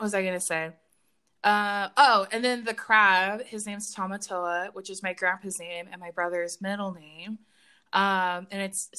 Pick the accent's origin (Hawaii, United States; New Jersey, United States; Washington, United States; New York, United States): Hawaii, United States; I'd be like, oh yeah, I mean, I'm Hawaiian or whatever.